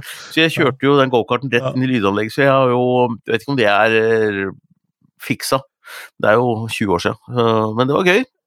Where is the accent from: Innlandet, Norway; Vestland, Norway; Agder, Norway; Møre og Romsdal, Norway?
Innlandet, Norway; Gjøvik; jeg er fra Gjøvik